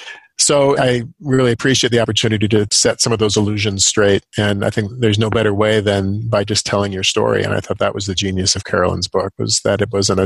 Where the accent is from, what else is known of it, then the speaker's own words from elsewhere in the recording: Los Angeles, California, United States; now in Chicago, United States; I am from Los Angeles. I grew up in a fairly progressive Jewish home.